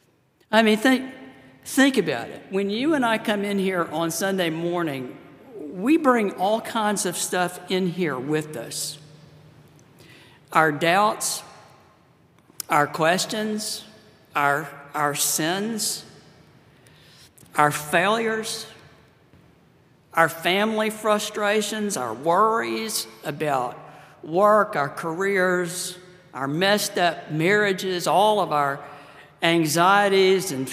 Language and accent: English; Pensacola, Florida, United States; I grew up in Pensacola, Florida. That's my my hometown, my home state